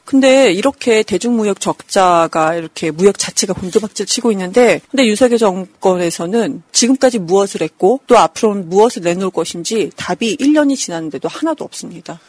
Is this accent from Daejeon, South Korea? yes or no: yes; Daejeon, South Korea; 제가 대전에 중학교 때부터 살면서